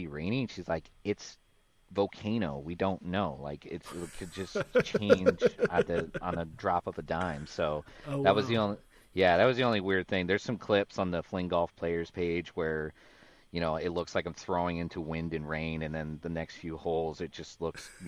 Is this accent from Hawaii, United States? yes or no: yes; Kekaha, Hawaii, United States; moved away as an adult; now in San Diego, United States; It's a small little town. Yeah, it's a small little town called Kekaha